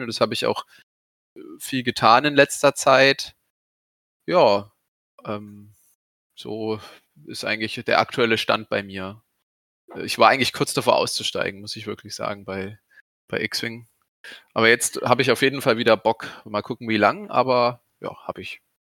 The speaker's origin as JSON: {"language": "German", "town": "Aschaffenburg", "region": "Bavaria", "country": "Germany", "said": "ich komme ja aus Aschaffenburg"}